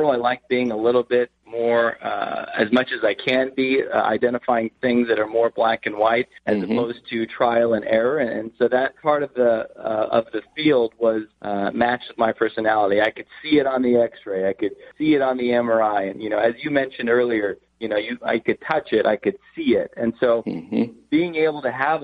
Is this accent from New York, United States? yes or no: no; Arcadia, California, United States; I grew up in Los Angeles. I grew up in a town called Arcadia, close to Pasadena area